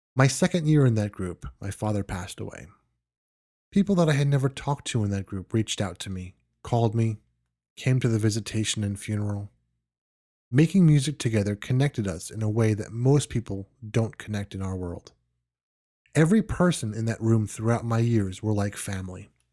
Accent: New York, United States; moved away; I am originally from New York and still have friends living there

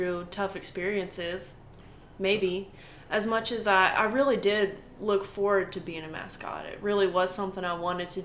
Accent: Franklin, Texas, United States; a little kid growing up in Franklin

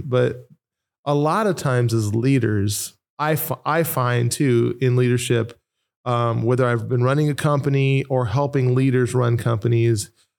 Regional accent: Nashville, Tennessee, United States; also born or lived in Norwalk, United States; I am from Nashville, Tennessee. Lived in Norwalk for quite a long time.

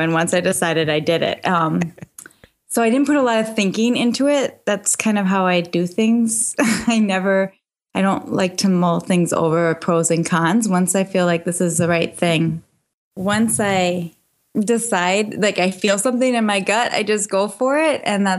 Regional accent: Minnesota, United States; I'm from Minnesota.

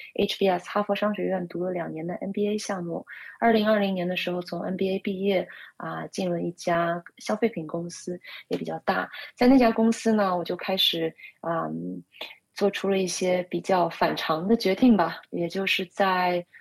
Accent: Shanghai, China; moved away as an adult; now in United States; 我是上海出生长大的独生女

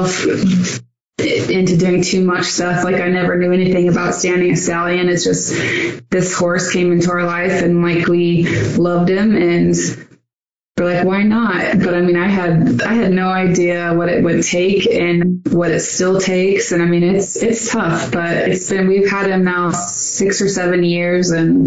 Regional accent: Pacific Northwest, United States; moved away as an adult; now in Scottsdale, United States; I was born in the Northwest, and I didn't know it any other way

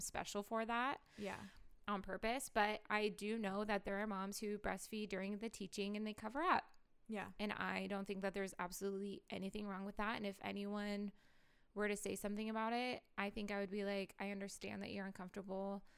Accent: Portland, Oregon, United States; I grew up in Portland

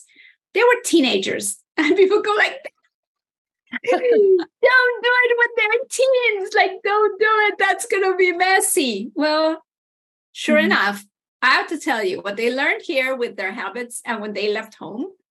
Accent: Mexico; now in Canada; I'm originally from Mexico

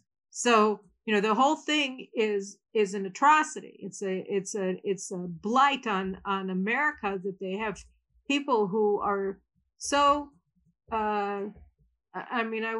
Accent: Chicago, Illinois, United States; now in Israel; Hyde Park, which was his neighborhood and happened to also be the neighborhood I grew up in Chicago.

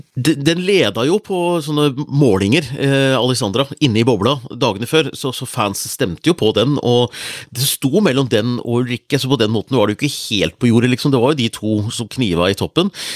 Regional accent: Hunndalen, Innlandet, Norway; faren min hadde vunnet en TV på bingo hjemme i Hunndalen

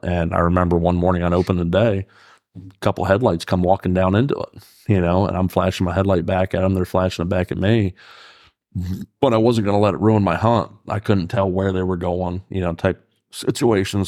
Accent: New York, United States; now in Fairfield, Pennsylvania, United States; growing up in New York

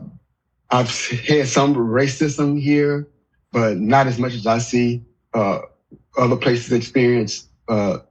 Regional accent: Pine Bluff, Arkansas, United States; I'm from Pine Bluff too

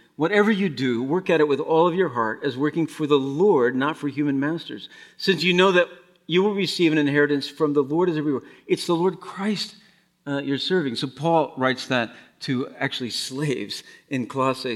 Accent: Madison, Wisconsin, United States; Madison, Wisconsin

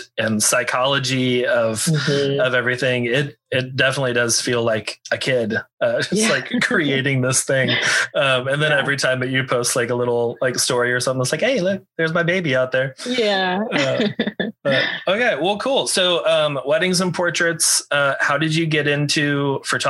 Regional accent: Texas, United States; I grew up in Texas. All my family still lives here.

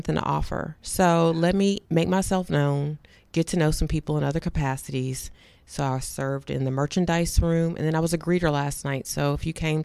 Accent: Durham, North Carolina, United States; I'm from Durham, North Carolina.

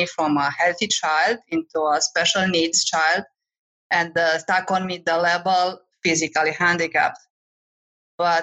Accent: Romania; moved away as an adult; also born or lived in France / Cyprus / Nigeria; now in United States; I am from Romania, but I traveled and lived in many countries in Europe, like France and Cyprus

